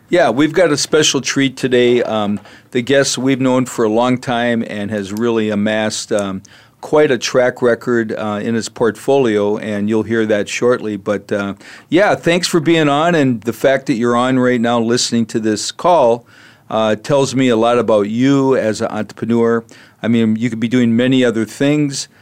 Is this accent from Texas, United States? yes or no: no; Minneapolis, Minnesota, United States; now in Arizona, United States; I'm originally from Minneapolis where it's, you know, much cooler